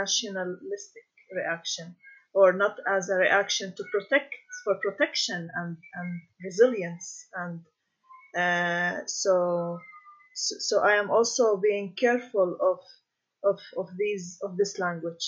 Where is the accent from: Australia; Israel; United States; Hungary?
Israel; Galilee; moved away as an adult; now in Jerusalem; I was born in the Galilee, and I moved to Jerusalem in the past 7 years